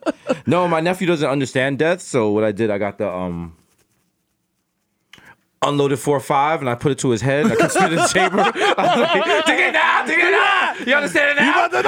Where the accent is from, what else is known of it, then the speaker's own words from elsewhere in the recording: New York, United States; we're from the Bronx